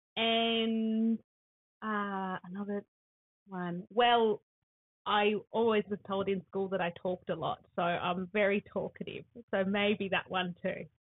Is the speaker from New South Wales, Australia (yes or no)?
yes; Sydney, New South Wales, Australia; now in Laurieton, Australia; I was born in Sydney